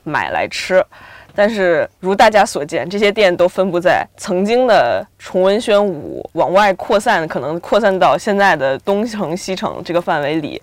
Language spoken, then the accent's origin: Chinese; Beijing, China; 其实我不太算北京土著，我算是北京的二三代移民